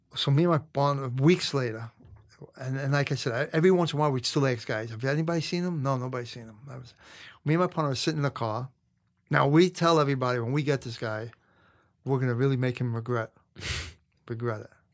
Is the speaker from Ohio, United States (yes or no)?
no; New York City, New York, United States; I grew up in Brooklyn, Canarsie, which was, had a lot of Italian mob guys.